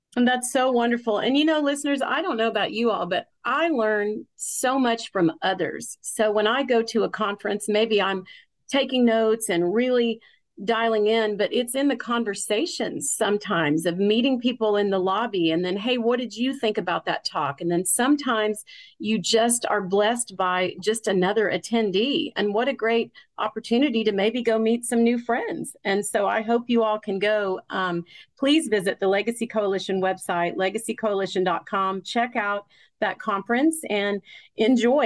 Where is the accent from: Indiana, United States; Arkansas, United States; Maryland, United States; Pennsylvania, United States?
Arkansas, United States; Fort Smith; I'm from Fort Smith, Arkansas